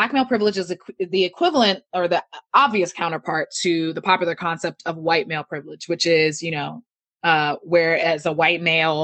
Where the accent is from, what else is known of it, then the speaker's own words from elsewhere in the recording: United States; also born or lived in Nigeria (ancestry); as a Nigerian American, I was raised in a household that taught, that was raised, I was raised in a Nigerian cultural way, even though I lived in America